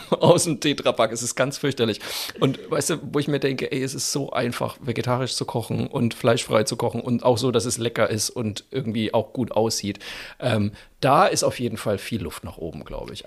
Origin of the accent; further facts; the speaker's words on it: Germany; da waren wir Deutschen